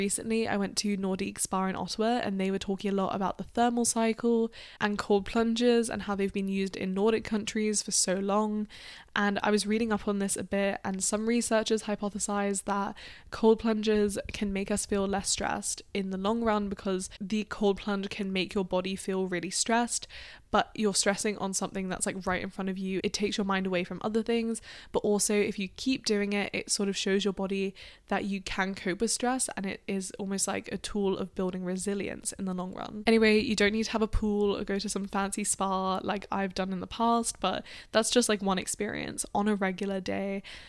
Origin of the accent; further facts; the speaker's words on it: Australia; now in United Kingdom; Now, I'm from Australia in the UK, so we don't really celebrate Thanksgiving.